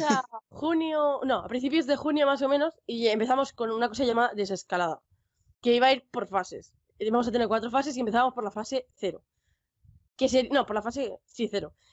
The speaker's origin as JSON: {"language": "Spanish", "region": "Basque Country", "country": "Spain", "said": "País Vasco, estoy al norte de España"}